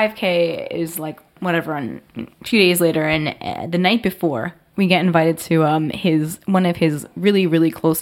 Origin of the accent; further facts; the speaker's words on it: New Jersey, United States; I'm like definitely from New Jersey.